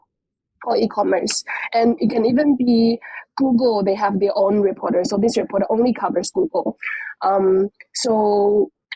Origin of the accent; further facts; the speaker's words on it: Fujian, China; moved away as an adult; also born or lived in Sydney, Australia; I was born and raised in China, in this province called Fujian